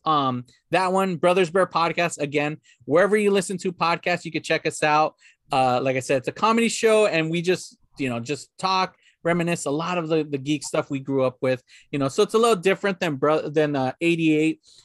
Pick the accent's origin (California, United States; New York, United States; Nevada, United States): California, United States; La Puente; where my parents live, where my hometown, where I grew up in, in La Puente